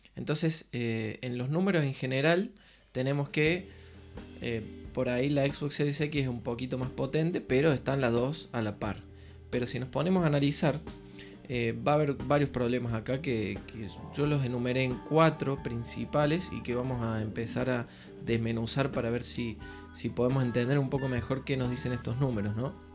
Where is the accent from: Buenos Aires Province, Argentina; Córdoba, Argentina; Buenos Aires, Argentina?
Córdoba, Argentina; soy de Córdoba, Argentina.